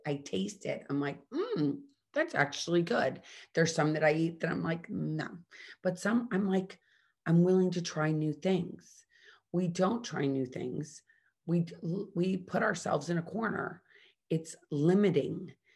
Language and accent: English; Midwest, United States; I grew up in the Midwest